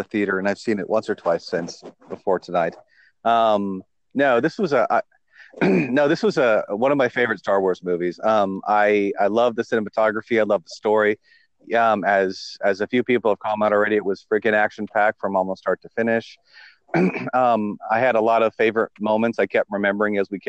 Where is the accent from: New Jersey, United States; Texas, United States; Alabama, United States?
New Jersey, United States; moved away as an adult; also born or lived in United Kingdom / Australia; I'm in New Jersey at the moment. I've been born and raised here, moved over there for 7 years, and Australia, and been back here for a couple of years